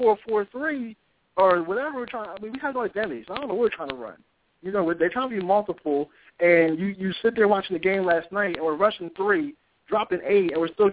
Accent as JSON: {"language": "English", "town": "Philadelphia", "region": "Pennsylvania", "country": "United States", "said": "I'm from Philly."}